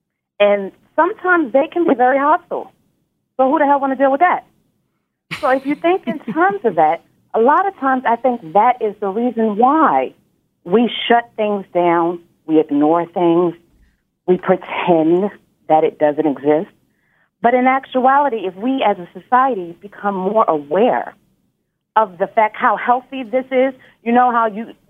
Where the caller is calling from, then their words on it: Nashville, Tennessee, United States; I'm calling from the Nashville, Tennessee area.